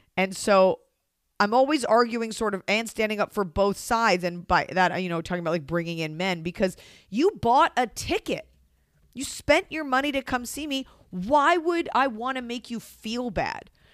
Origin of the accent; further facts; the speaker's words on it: Texas, United States; now in Los Angeles, United States; my parents are New Yorkers and I am from Texas